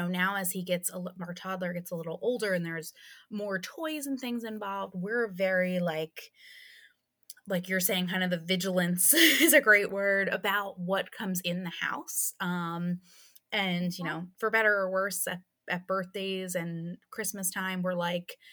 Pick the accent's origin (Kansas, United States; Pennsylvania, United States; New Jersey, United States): Pennsylvania, United States; I'm from Pennsylvania